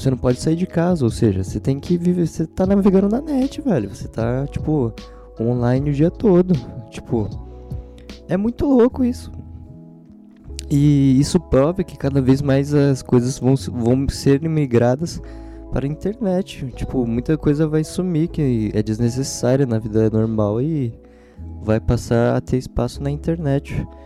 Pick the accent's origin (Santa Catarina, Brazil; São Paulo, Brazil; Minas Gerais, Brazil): São Paulo, Brazil; born there; eles usam bastante referência da cidade que eu moro, onde eu nasci, São Paulo.